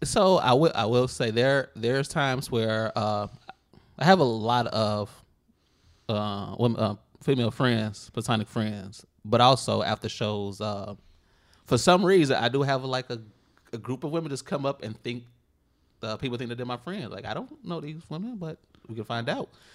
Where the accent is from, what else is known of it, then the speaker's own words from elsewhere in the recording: Chicago, Illinois, United States; Inglewood, south side of Chicago